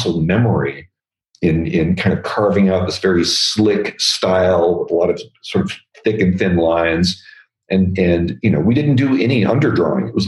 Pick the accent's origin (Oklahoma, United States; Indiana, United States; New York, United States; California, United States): California, United States; Northern; I was from Northern California